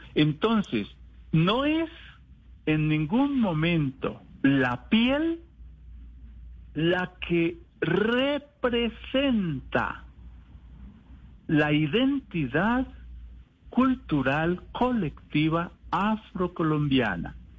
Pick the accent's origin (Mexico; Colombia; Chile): Colombia; somos africanos colombianos, africanos por nuestros orígenes biológicos y culturales y colombianos por la nación en la que nos tocó eh, vivir y nos tocó construir